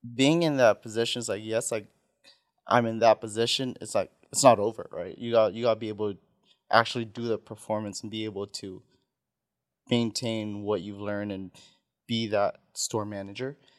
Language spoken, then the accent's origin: English; Saipan, Northern Mariana Islands; first language Tagalog; English is a second language; moved away; also born or lived in Philippines; I was born in Philippines, went to Saipan. When I was raised in Saipan, it's, my first language was always Tagalog